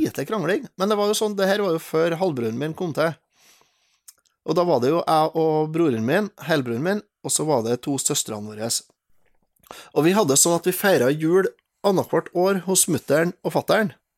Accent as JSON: {"language": "Norwegian", "town": "Steinkjer", "region": "Trøndelag", "country": "Norway", "said": "Jeg er jo fra Steinkjer"}